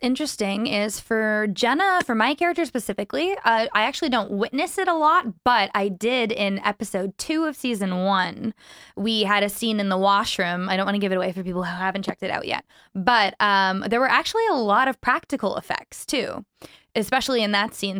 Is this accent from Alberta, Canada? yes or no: no; Vancouver, British Columbia, Canada; born and raised Vancouver, BC, and I also reside there currently.